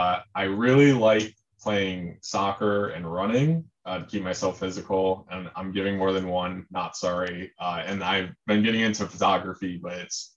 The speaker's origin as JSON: {"language": "English", "town": "Rochester", "region": "New York", "country": "United States", "tie": "born or raised there", "said": "So I'm from Rochester, New York, which is an hour east of Buffalo."}